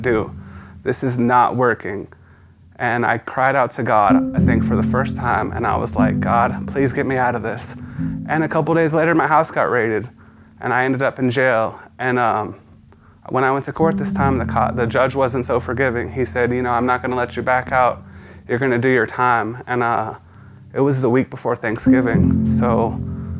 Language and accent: English; San Antonio, Texas, United States; I was born in San Antonio in 1988. I had a pretty decent early childhood